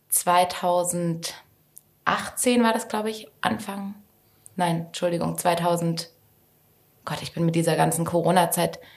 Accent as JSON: {"language": "German", "town": "Stuttgart", "region": "Baden-Württemberg", "country": "Germany", "also_born_or_lived": "London / Berlin", "said": "ich komme auch aus Stuttgart und bin tatsächlich nach Stationen in London und Berlin jetzt seit sechs Jahren wieder hier angekommen"}